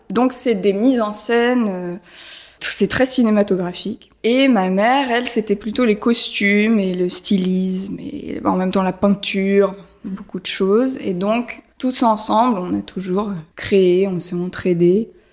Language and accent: French; Paris, Île-de-France, France; moved away; J'ai grandi à Paris, mais après on est parti dans la forêt